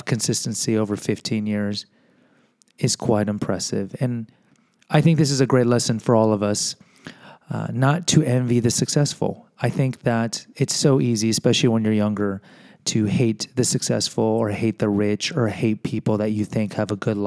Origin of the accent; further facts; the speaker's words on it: Houston, Texas, United States; I am from Houston